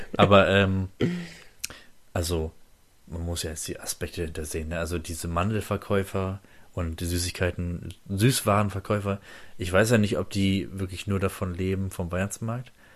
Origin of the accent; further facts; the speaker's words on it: Oldenburg district, Lower Saxony, Germany; Oldenburger Jungs, ne? Also ich komme ja aus dem Landkreis Oldenburg